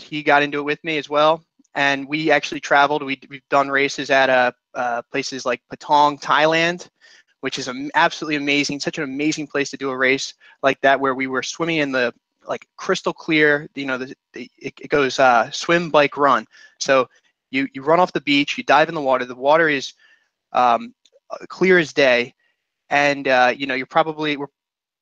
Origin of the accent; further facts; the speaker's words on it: Philadelphia, Pennsylvania, United States; also born or lived in Washington, D.C.; I'm from the Philadelphia area